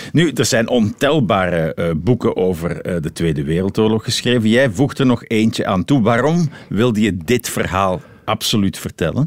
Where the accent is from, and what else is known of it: Belgium